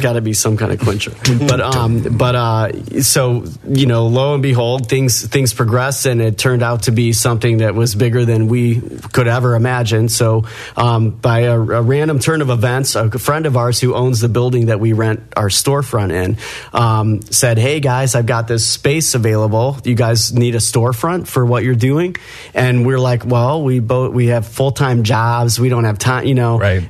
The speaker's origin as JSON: {"language": "English", "town": "Creve Coeur", "region": "Missouri", "country": "United States", "tie": "born or raised there", "said": "we grew up in Creve Coeur."}